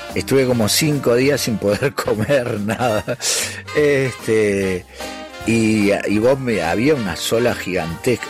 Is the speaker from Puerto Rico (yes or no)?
no; Parque del Plata, Canelones, Uruguay; also born or lived in United States; nos vinimos a vivir a Parque del Plata mi viejo abrió un taller ahí